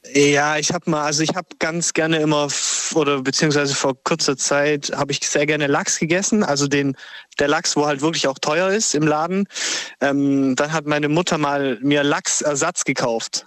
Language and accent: German; Italy; now in Ulm, Germany; ich als Italiener. Normal wird es nicht verkauft bei uns in Italien